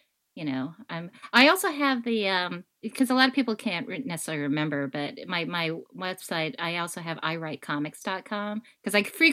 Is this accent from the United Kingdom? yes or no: no; United States; being Chinese American, Asian American